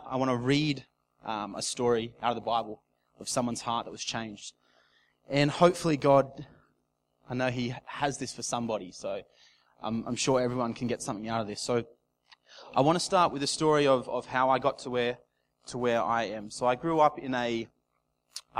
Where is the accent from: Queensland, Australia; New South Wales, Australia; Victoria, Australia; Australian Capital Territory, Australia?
New South Wales, Australia; Casino; moved away as an adult; also born or lived in Gold Coast; my hometown in Casino down south in New South Wales. I left Casino when I was 18 to go to the Gold Coast